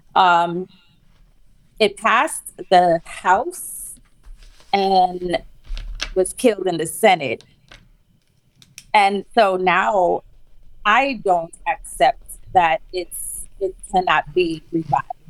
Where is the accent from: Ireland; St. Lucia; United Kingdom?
St. Lucia; now in New York City, United States; born and raised in St. Lucia, which is a small Caribbean island